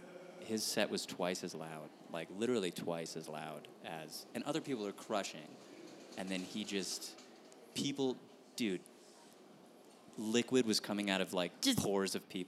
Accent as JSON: {"language": "English", "town": "Phoenix", "region": "Arizona", "country": "United States", "tie": "born or raised there", "moved": "as an adult", "lives_now": "Los Angeles, United States", "said": "I started in Phoenix. I grew up in Phoenix, so I started comedy there too."}